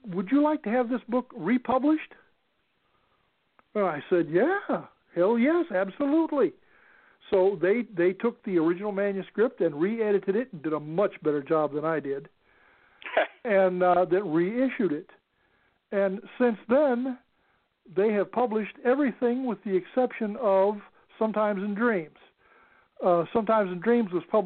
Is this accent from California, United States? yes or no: yes; Los Angeles, California, United States; also born or lived in Arkansas; We lived in Arkansas, and we lived in California, and then back in Arkansas, and then back in California, but ultimately then in California, in the San Fernando Valley